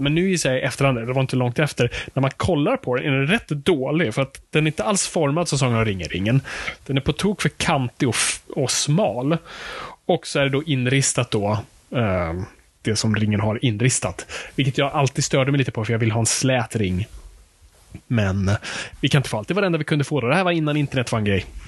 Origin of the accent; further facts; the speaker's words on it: Stockholm, Stockholm County, Sweden; det är där vi kommer ifrån